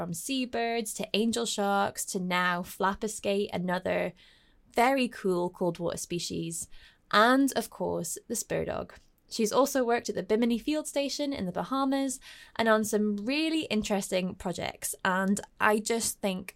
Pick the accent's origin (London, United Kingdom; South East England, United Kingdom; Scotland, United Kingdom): Scotland, United Kingdom; my home country, Scotland